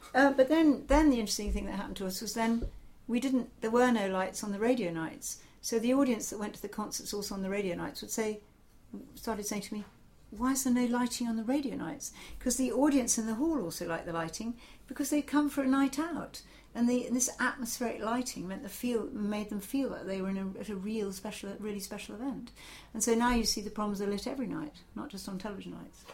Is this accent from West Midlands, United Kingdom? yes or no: no; Portsmouth, South East England, United Kingdom; I grew up in Portsmouth